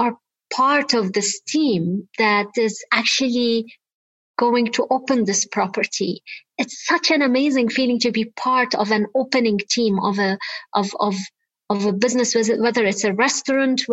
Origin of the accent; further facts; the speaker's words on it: Lebanon; I am originally Lebanese. I grew up in Lebanon, as you said, during the Lebanese war.